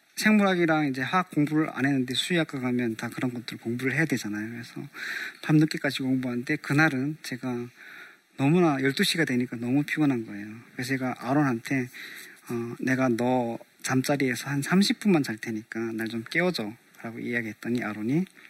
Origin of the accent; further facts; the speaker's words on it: North Korea; now in South Korea; 북조선에서 왔다는